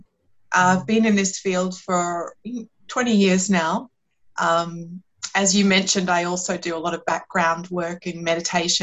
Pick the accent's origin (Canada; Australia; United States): Australia; accent: Australian; moved away; also born or lived in London, United Kingdom; my accent is Australian